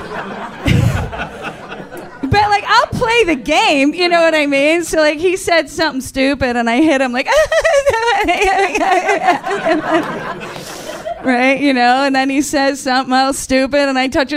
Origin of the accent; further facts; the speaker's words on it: Central New York, United States; moved away; I grew up in Central New York